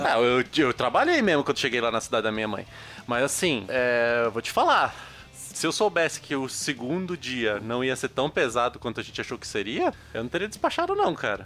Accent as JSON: {"language": "Portuguese", "town": "Porto Alegre", "region": "Rio Grande do Sul", "country": "Brazil", "tie": "born or raised there", "moved": "yes", "said": "a cidade onde eu nasci foi Porto Alegre"}